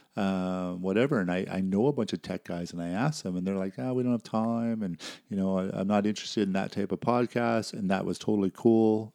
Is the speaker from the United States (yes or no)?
no; Canada; also born or lived in Saskatchewan / Alberta / British Columbia; I'm born and raised in Canada, um, lived in Saskatchewan, Alberta, B C